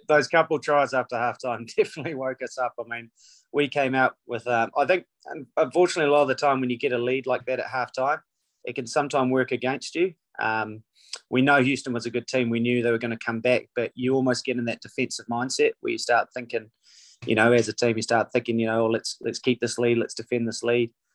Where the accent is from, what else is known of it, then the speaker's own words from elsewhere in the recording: New Zealand; moved away as an adult; also born or lived in Canada; now in Seattle, United States; being a New Zealander